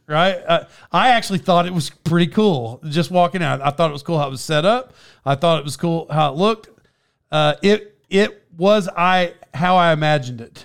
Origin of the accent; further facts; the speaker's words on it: Cherokee Nation, Oklahoma, United States; I'm from around there and I'm Indian